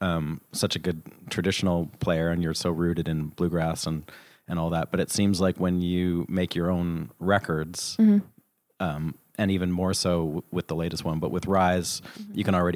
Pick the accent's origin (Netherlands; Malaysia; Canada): Canada; hey, I'm from Canada.